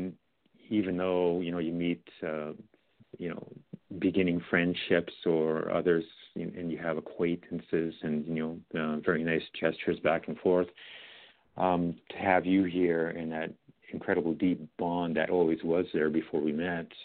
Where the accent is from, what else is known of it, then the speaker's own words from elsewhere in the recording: Canada; also born or lived in Edmonton; I'm from Canada here